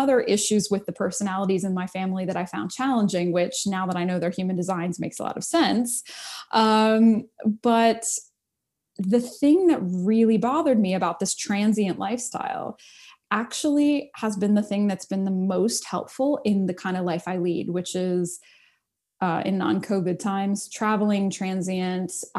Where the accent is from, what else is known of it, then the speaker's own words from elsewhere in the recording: United States; I'm an American kid from the suburbs, you know, didn't grow up with culture or anything like that.